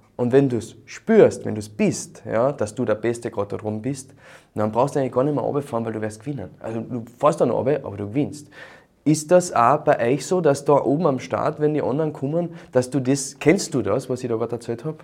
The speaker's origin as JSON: {"language": "German", "region": "Carinthia", "country": "Austria", "said": "bei uns in Kärnten"}